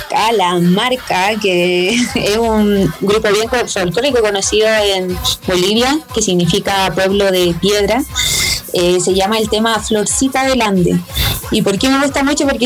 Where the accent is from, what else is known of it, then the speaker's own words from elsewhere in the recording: Aymara village in Chile, northern Chile, Chile; hasta mi pueblo está bien, bien escondido, dejar un pueblo aymara